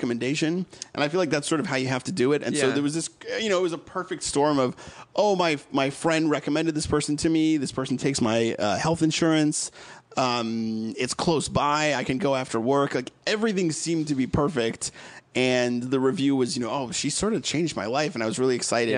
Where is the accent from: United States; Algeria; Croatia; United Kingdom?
United States; Massachusetts; moved away as an adult; also born or lived in Connecticut; now in Los Angeles, United States; I grew up in Massachusetts